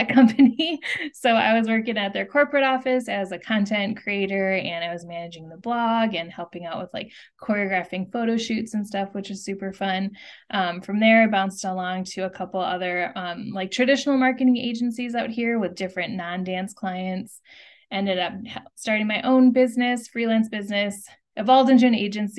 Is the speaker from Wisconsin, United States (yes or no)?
yes; Wisconsin, United States; moved away as an adult; also born or lived in Chicago / California; I was born and raised in Wisconsin